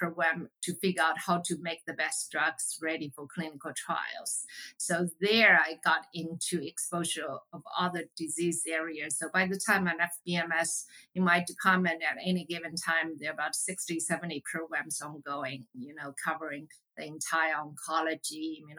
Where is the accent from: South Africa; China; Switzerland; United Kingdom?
China; moved away as an adult; I grew up in China, so I have a natural affinity towards what's going on in Asia